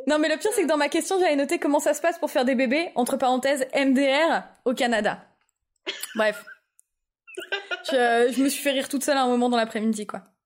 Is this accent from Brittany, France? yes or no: no; Lille, Hauts-de-France, France; Alors, je viens de Lille